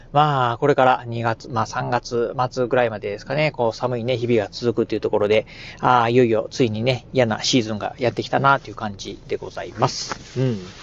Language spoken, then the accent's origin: Japanese; Kochi, Japan; now in Okayama, Japan; 生まれも育ちもですね、えー、南国高知、まあ、高知県のね、出身